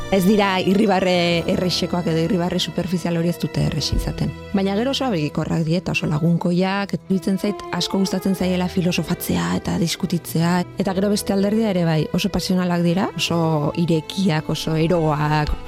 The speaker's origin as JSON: {"language": "Basque", "town": "Leitza", "region": "Navarre", "country": "Spain", "said": "ni leitzakoa naiz"}